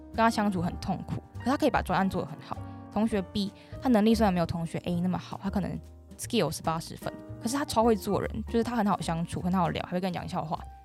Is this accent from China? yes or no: no; Taiwan; moved away as an adult; also born or lived in Manchester, United Kingdom; 我未来如果回来台湾